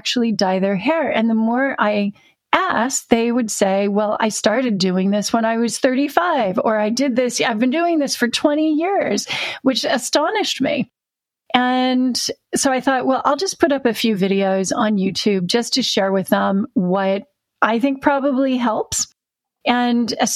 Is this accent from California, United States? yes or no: yes; Orange County, Southern California, United States; moved away as an adult; also born or lived in Tustin, California; now in United Kingdom; I'm a Southern Californian who is a sunshine refugee. I'm now living in the rain with Sarah.